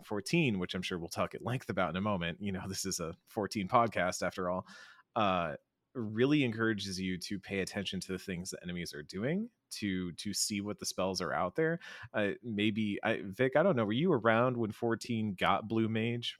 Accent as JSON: {"language": "English", "town": "Austin", "region": "Texas", "country": "United States", "said": "I'm from Austin, from Austin, Texas, uh, the land of great barbecue"}